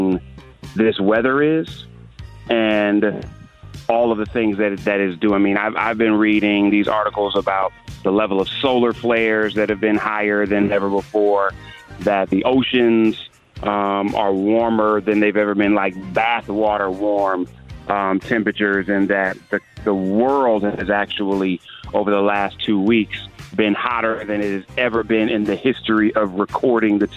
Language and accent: English; Cleveland, Ohio, United States; I'm from Cleveland